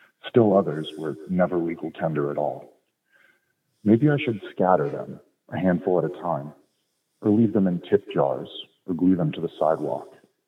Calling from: Washington, United States; Washington State.

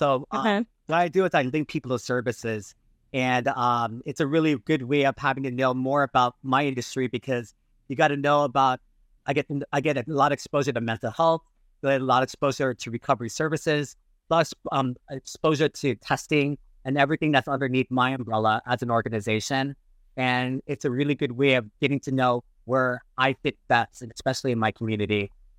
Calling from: Northridge, California, United States; And I'm streaming from Northridge.

